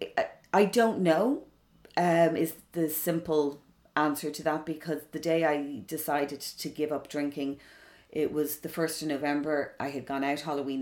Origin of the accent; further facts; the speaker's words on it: Dublin, Leinster, Ireland; also born or lived in London; growing up in Dublin back then